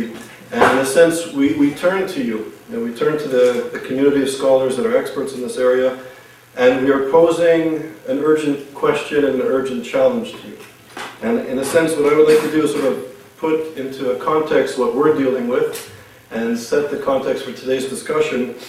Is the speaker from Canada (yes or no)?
yes; Montreal, Quebec, Canada; I grew up in Montreal